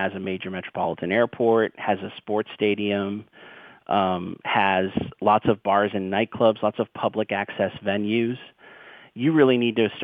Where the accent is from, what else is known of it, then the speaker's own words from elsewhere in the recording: Boston, Massachusetts, United States; I'm from Boston